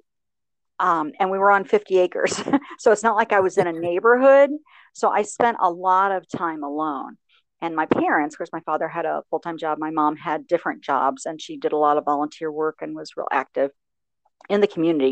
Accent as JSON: {"language": "English", "area": "Licking County", "region": "rural Ohio", "country": "United States", "tie": "born or raised there", "said": "I grew up in rural Ohio in Licking County, which is a kind of farming community."}